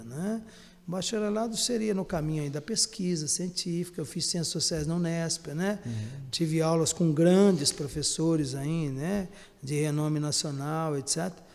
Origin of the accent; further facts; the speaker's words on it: Guaxupé, Minas Gerais, Brazil; Eu sou mineiro, né, natural da cidade de Guaxupé, sul de Minas